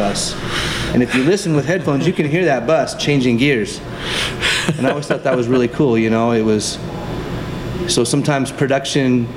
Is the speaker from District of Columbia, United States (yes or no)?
no; Southern California, United States; also born or lived in Colorado / Las Vegas / Texas; I grew up in Southern California